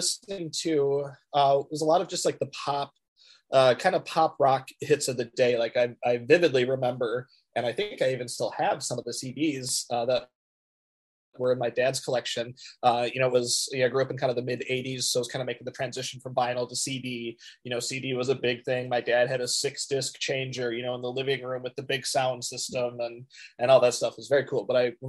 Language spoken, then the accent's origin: English; Midwest, United States; also born or lived in Minnesota / Michigan / Omaha, Nebraska / Montgomery, Alabama; I was born in Minnesota and lived in Michigan for a good part of my life. Also lived in Omaha, Nebraska for a little while, and I even lived in Montgomery, Alabama for a little while. But for the most part, you know, I'm a Midwest guy